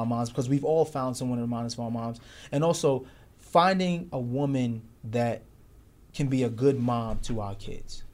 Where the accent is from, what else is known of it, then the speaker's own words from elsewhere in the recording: New York City, New York, United States; we, we grew up in Brooklyn during the nineties